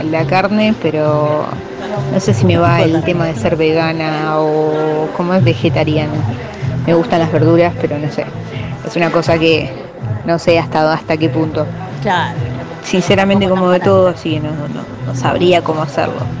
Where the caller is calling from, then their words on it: Claypole, Buenos Aires Province, Argentina; de Claypole y bueno, eh, quiero participar de la consigna de esta semana